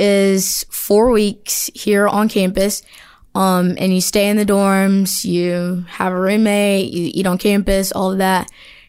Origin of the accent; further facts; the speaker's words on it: Montgomery, Alabama, United States; I'm from Montgomery, Alabama.